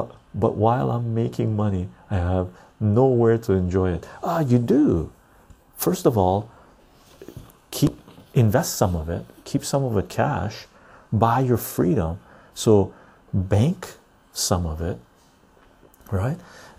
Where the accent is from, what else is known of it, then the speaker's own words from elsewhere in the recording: Liverpool, North West England, United Kingdom; I'm half Irish, grew up in Liverpool.